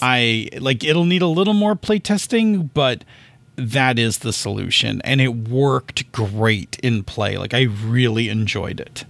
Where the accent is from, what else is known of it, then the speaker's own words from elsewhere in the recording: Buffalo, New York, United States; I am from Buffalo